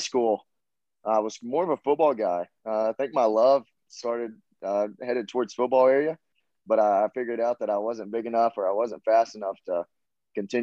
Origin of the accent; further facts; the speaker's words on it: Lexington, Tennessee, United States; accent: Southern; moved away as an adult; now in Knoxville, United States; I come from a small town in Lexington, Tennessee